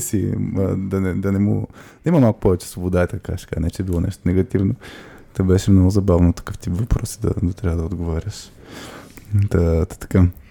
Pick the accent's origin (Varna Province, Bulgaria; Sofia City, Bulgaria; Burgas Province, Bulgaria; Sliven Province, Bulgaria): Burgas Province, Bulgaria; Burgas; moved away; Аз съм от Бургас